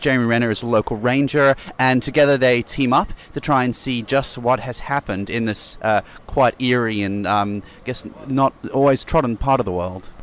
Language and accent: English; Sydney, New South Wales, Australia; we're from Sydney